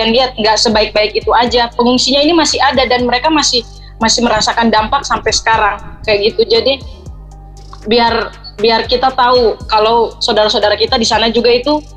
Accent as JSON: {"language": "Indonesian", "region": "Papua", "country": "Indonesia", "said": "karena saya berasal kan dari Papua, jadi dan Melanesian ini kan kumpulan kalau yang Melanesian Hip Hop ini kan kumpulan anak-anak dari Papua, Maluku, NTT, dimana kita tuh dari ras yang sama kayak gitu."}